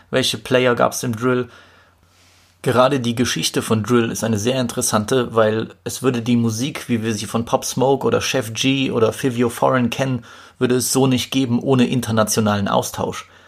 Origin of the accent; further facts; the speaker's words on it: Poland; ich komme aus Polen